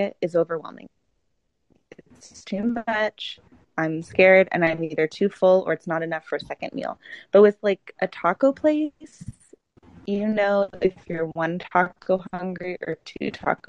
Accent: Texas, United States; now in New York, United States; I'm from Texas

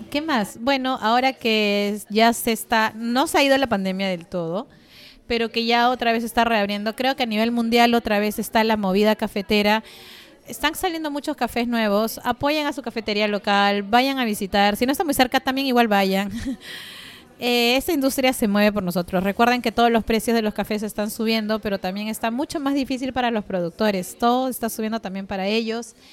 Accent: Villa Rica, Pasco, Peru; saludo especial a mis abuelos que han ganado el segundo puesto en el concurso de cafés de Villarrica, mi pueblo natal.

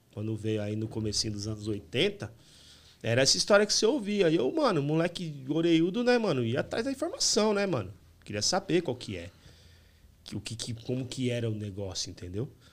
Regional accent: São Paulo, Brazil; also born or lived in Santana, São Paulo / Águas de São Pedro; Eu nasci em Santana, mas em 83 a gente foi para Itaquera, Coab 2.

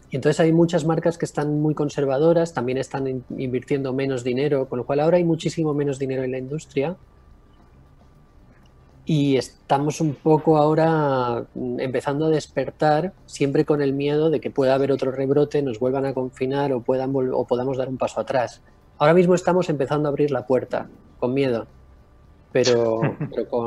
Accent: Balearic Islands, Spain; now in Cádiz, Spain; Eh, no, yo soy de Mallorca.

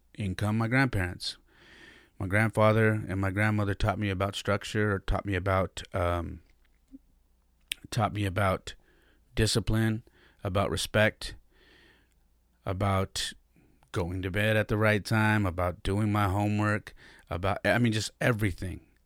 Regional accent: San Jose, California, United States; also born or lived in Denver, Colorado; I was born and raised in San Jose, California

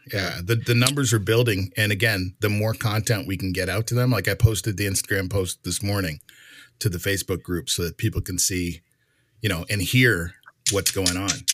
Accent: Canada; I'm Canadian.

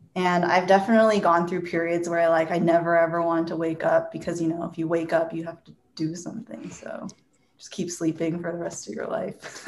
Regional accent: Seattle, Washington, United States; also born or lived in Bellevue, Washington; I grew up in Seattle or Bellevue, Washington, went to school in Seattle.

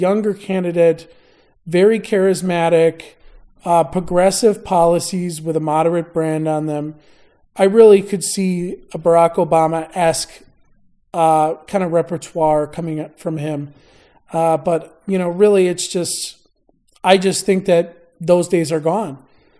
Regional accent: Midwest, United States; As a Midwesterner, I believe there is a certain like vestigial union working class background in the Midwest.

